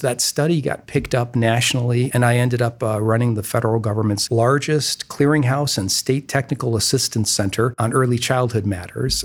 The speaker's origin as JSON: {"language": "English", "town": "Toledo", "region": "Ohio", "country": "United States", "also_born_or_lived": "Washington, D.C.", "lives_now": "Columbus, United States", "said": "I'm originally from Toledo also."}